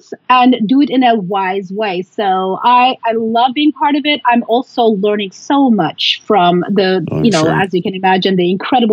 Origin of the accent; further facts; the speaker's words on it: Istanbul, Turkey; I was born and raised in Istanbul